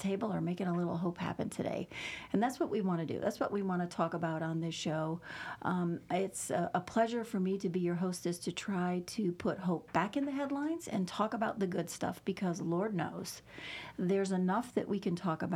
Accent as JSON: {"language": "English", "town": "Chicago", "region": "Illinois", "country": "United States", "tie": "born or raised there", "moved": "yes", "said": "Chicago is my hometown"}